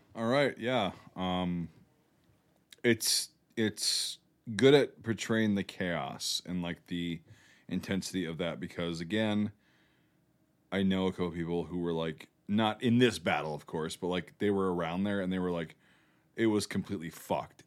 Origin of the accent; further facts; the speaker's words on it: United States; I'm an American